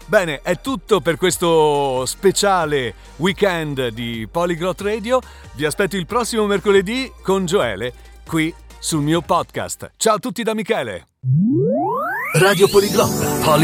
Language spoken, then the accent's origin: Italian; Spain; now in Italy; Quindi le banche mi dicevano no, io non, non, ti posso aprire un conto corrente da spagnolo, possiamo soltanto aprirti un conto corrente da straniero che si trova momentaneamente nel nostro paese.